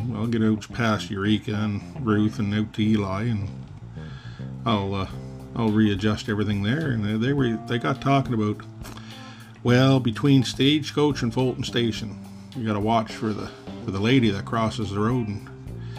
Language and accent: English; Canada; being a Canadian truck driver